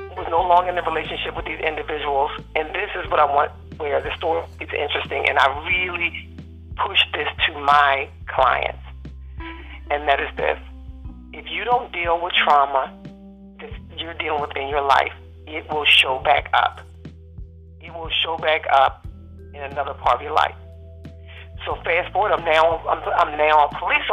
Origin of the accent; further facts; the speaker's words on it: Maryland, United States; we were born and raised in Maryland, and we still live here.